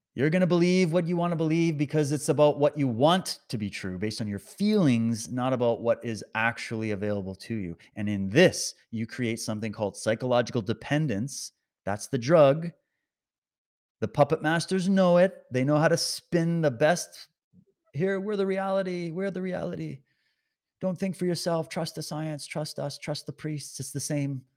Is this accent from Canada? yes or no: yes; Canada